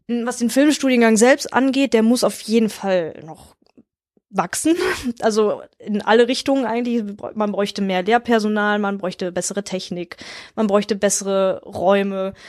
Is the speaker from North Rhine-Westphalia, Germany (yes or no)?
yes; near Wuppertal, North Rhine-Westphalia, Germany; Ich komme halt aus der Nähe von Wuppertal oder direkt an der Grenze zu Wuppertal bin ich groß geworden